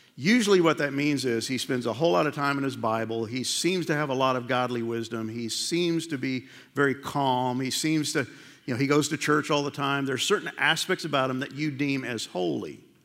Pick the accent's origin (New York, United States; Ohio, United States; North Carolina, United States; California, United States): New York, United States; I grew up in New York